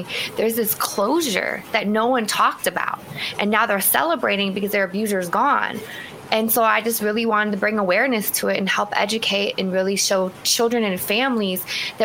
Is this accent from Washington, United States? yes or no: yes; Seattle, Washington, United States; moved away as an adult; also born or lived in East Coast; I grew up in Seattle, relocated to the East Coast and came back home a few years ago.